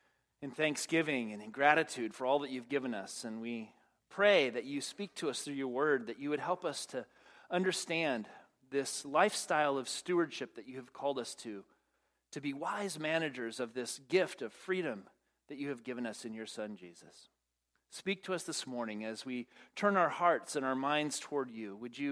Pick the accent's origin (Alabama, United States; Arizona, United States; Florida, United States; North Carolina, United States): Arizona, United States; Phoenix; and I'm from Phoenix. Come on. It is humid, man.